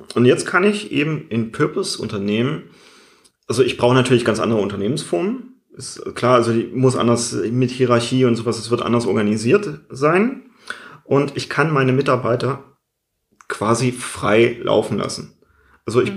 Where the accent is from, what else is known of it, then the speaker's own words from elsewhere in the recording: Germany; bei uns in Deutschland